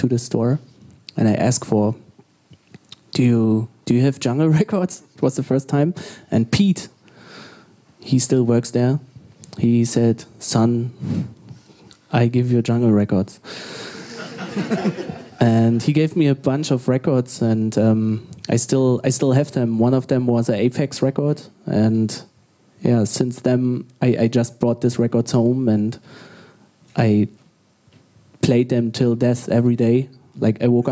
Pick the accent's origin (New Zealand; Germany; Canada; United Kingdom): Germany; Berlin; I grew up in Berlin.